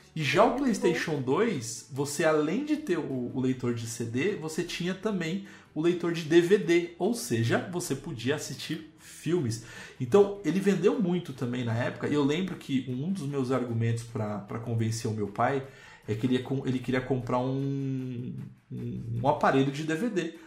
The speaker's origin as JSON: {"language": "Portuguese", "country": "Brazil", "said": "nós, como bons brasileiros"}